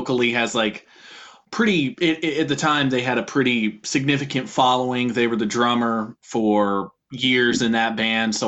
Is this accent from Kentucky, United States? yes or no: yes; Louisville, Kentucky, United States; now in Lexington, United States; I'm originally from Louisville, Kentucky. In 2020, I moved to Lexington